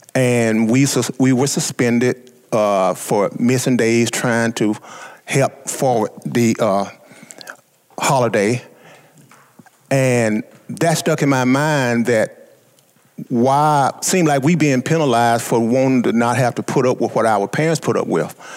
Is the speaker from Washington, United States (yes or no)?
no; Southeast Arkansas, United States; being born uh, in Southeast Arkansas and being African American at the time